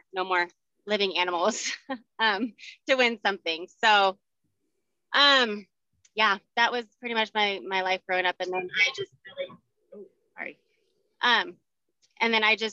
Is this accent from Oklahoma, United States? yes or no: no; Highlands Ranch, Colorado, United States; I was born and raised here in Colorado. I grew up in Highlands Ranch